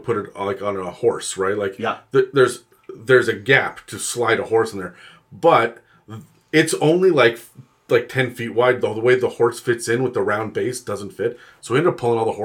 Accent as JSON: {"language": "English", "country": "Canada", "said": "as a Canadian"}